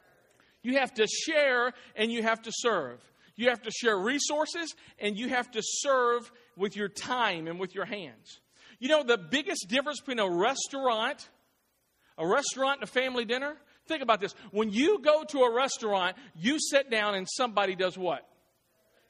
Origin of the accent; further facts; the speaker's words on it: Clarksville, United States; moved away as an adult; I was born here in Clarksville. My parents still live here in Clarksville